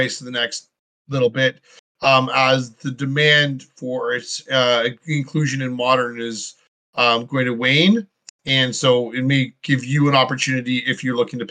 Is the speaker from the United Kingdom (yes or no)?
no; Canada; I'm from Canada